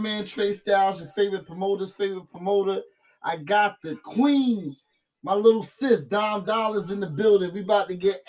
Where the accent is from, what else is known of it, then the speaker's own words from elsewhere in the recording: Norfolk, Virginia, United States; straight from the heart of Norfolk